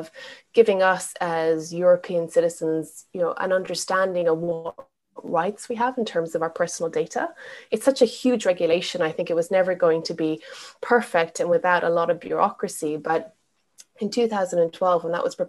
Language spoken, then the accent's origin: English; Ireland; moved away as an adult; also born or lived in Asia / Middle East; now in United Kingdom; I'm not from the UK. I grew up in Ireland.